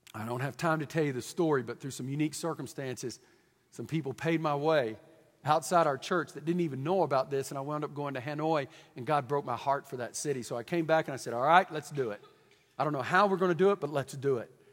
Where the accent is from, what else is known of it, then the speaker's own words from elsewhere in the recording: Deep East Texas, United States; I'm from Deep East Texas